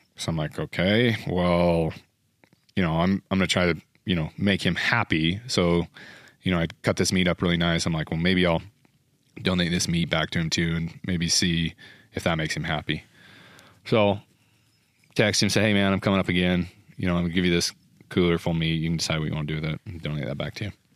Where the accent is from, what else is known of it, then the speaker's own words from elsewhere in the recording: Utah, United States; I'm from Utah.